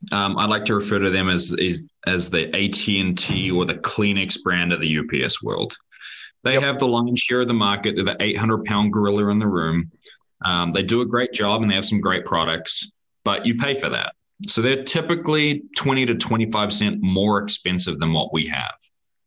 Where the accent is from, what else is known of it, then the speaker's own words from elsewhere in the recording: California, United States; accent: New Zealand; also born or lived in New Zealand; I'm originally California. You probably won't believe it with my accent, but I spend a bit of time.